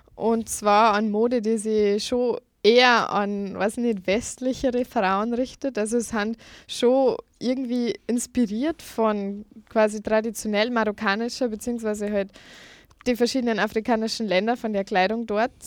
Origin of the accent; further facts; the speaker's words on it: Lower Bavaria, Germany; moved away as an adult; now in Vienna, Austria; eigentlich bin ich aus Niederbayern. Ähm, ich bin erst seit Oktober 2015 in Wien